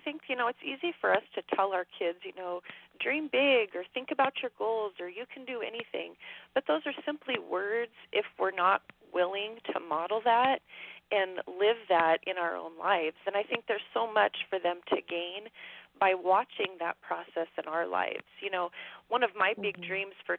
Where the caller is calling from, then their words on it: Wyoming, United States; I am calling from Wyoming, in the middle of nowhere.